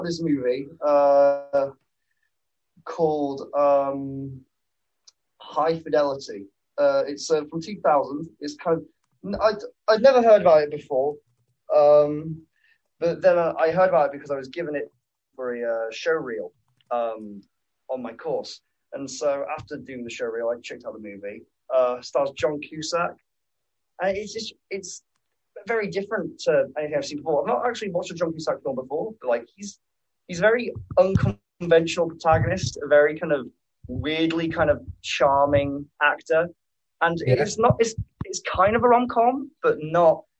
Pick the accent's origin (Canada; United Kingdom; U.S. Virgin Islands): United Kingdom; Hull, Yorkshire and the Humber; moved away; I'm originally from Hull